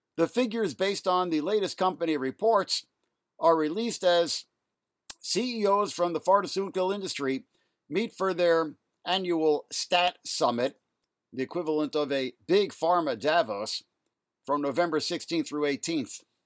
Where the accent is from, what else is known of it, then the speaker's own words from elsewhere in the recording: New York City, New York, United States; Elmhurst Hospital in Jackson Heights, Queens, where I grew up here in New York City